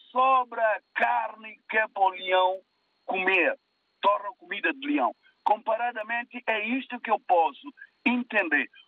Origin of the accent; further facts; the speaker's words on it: São Tomé, São Tomé & Príncipe; moved away; eu nasci em São Tomé.